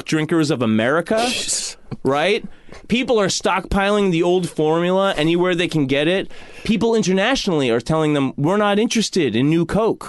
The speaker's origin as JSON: {"language": "English", "area": "Long Island", "region": "New York", "country": "United States", "tie": "born or raised there", "said": "growing up on Long Island"}